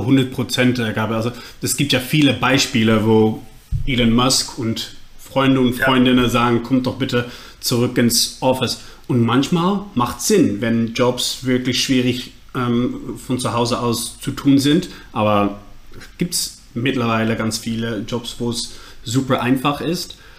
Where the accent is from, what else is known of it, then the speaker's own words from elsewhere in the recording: Netherlands; accent: Dutch; German is a second language; mein äh, Holländisch, Englisch, Deutsch. Ähm, sollte verständlich sein, aber ist klar nicht meine Muttersprache